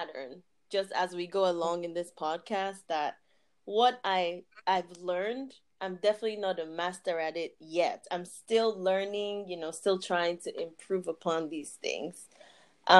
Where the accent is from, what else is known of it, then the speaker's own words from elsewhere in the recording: Nigeria; moved away as an adult; also born or lived in Abuja / Imo State; now in United States; I lived for the first 18 years of my life in Nigeria, and actually went to two secondary schools in both Abuja and Imo states. I moved to the US in 2015